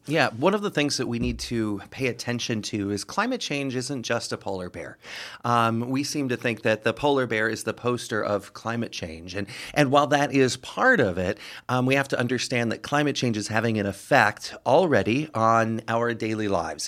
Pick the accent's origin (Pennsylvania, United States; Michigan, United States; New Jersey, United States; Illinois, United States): Illinois, United States; Rockford; moved away as an adult; now in Quad Cities, United States; my hometown of Rockford, Illinois